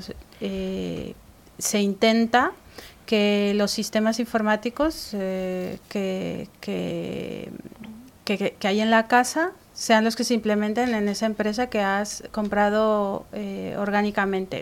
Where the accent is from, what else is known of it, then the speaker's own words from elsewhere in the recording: Mexico City, Mexico; now in Spain; yo soy de México